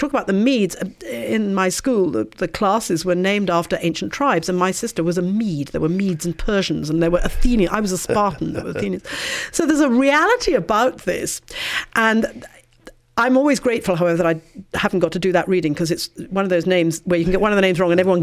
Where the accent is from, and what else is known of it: England, United Kingdom; accent: English